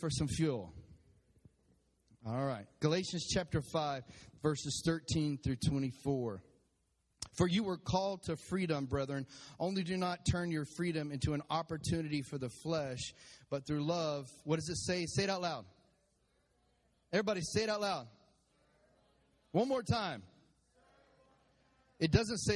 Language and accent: English; Texas, United States; I'm from Texas